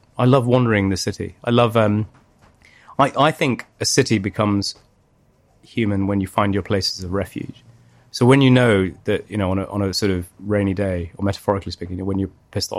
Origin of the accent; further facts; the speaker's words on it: Leicester, East Midlands, United Kingdom; now in London, United Kingdom; I've been here since 2001. But I grew up here as well from about 0 to 7, maybe 1 to 7. And then I grew up in Leicester.